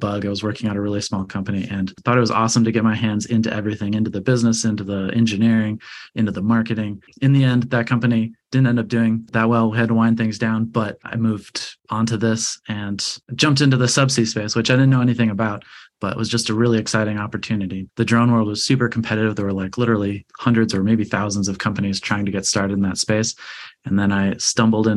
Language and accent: English; Chicago, Illinois, United States; moved away as an adult; also born or lived in California; now in Los Angeles, United States; I grew up in Chicago, Illinois, very, very far from the ocean